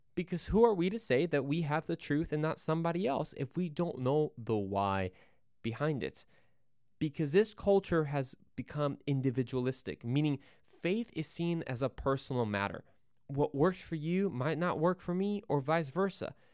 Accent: Mexico; Yo soy mexicano, yo soy de Mexico, uh, so I'm from Mexico

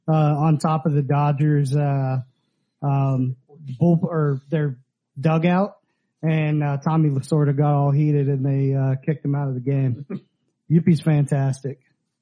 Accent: North Carolina, United States; now in Jacksonville, United States; where I grew up in North Carolina.

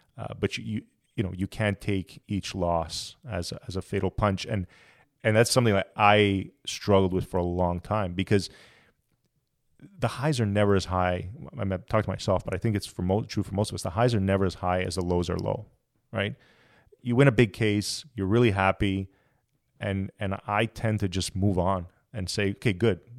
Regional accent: Montreal, Quebec, Canada; moved away as an adult; I'm originally from Montreal

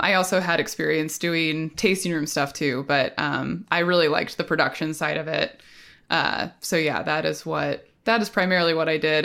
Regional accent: Portland, Oregon, United States; I grew up in the Portland area

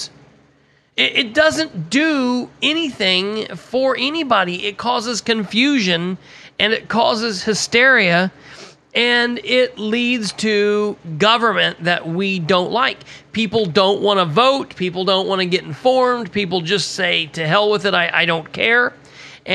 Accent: Muncie, Indiana, United States; my home state of Indiana, definitely in East Central Indiana, definitely in my city of Muncie, Indiana

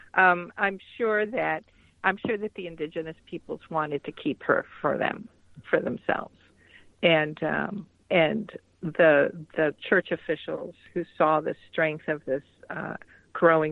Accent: Atlanta, Georgia, United States; I grew up in Atlanta, Georgia

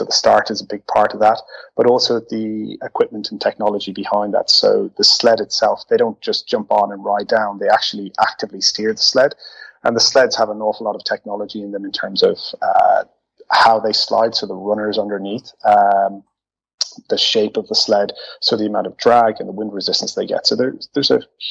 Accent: Ireland; moved away as an adult; now in Netherlands; So originally I'm from Ireland. I relocated to the Netherlands close to 7 years ago

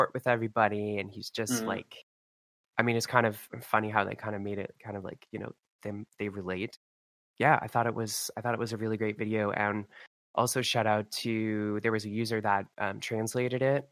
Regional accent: Canada; I'm from Canada.

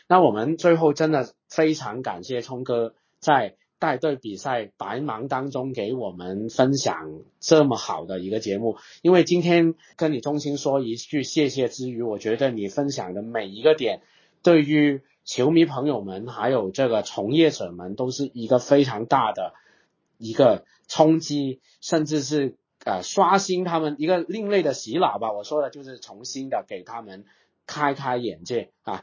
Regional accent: China; also born or lived in Guangzhou / Shenzhen; 我们大陆这边

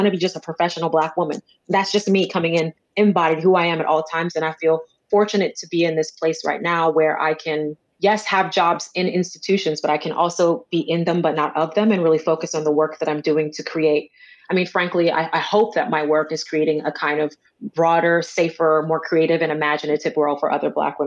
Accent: Jamaica; moved away; my first kind of studies was around being a Jamaican, being a migrant

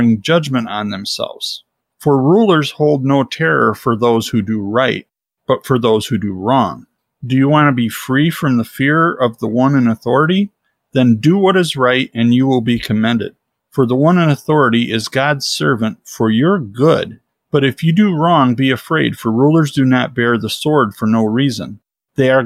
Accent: United States; I'm proud to be an American

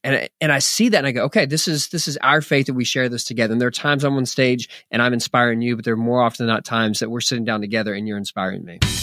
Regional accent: Philadelphia, Pennsylvania, United States; now in Texas, United States; I'm a pastor in Texas, and, yeah, I was born in Philadelphia. Uh, I right around the corner from where you are, but, um, the majority of my adult lifetime has been in Texas.

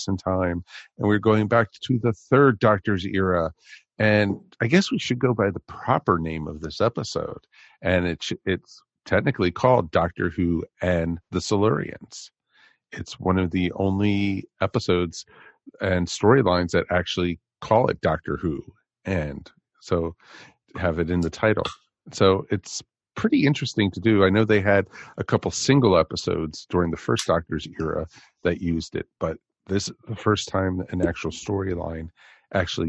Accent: Levittown, Pennsylvania, United States; I grew up in Levittown

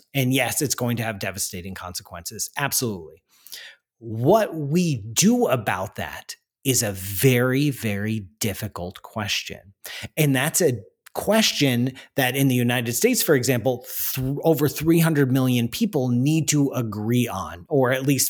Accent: Canada; I'm Canadian

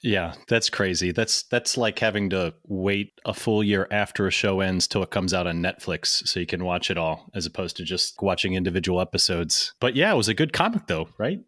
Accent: St. Louis, Missouri, United States; now in Cincinnati, United States; I grew up in Saint Louis.

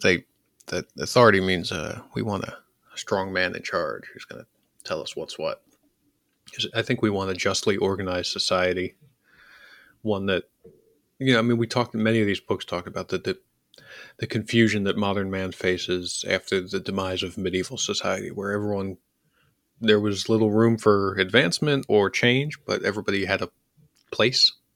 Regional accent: Philadelphia, Pennsylvania, United States; I'm from Philly.

